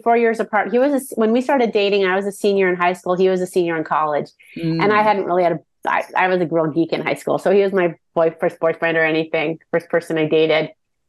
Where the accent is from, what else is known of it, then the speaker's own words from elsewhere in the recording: Northern California, United States; I grew up in Northern California. I was a lawyer at 25, and I married my high school sweetheart, George. We'd known each other since I was 7.